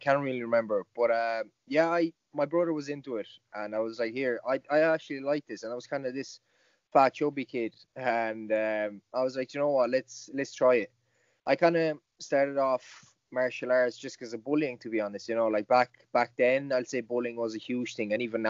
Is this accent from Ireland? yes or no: yes; Galway, Connacht, Ireland; And I remember it was in my hometown, the first MMA show in Galway, I think it was.